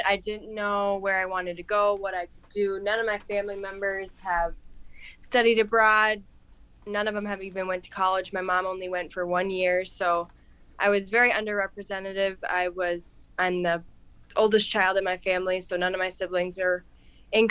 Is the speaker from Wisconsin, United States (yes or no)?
yes; Mondovi, Wisconsin, United States; I'm from small town in Wisconsin. It's like 20 miles south of Eau Claire, Mondovi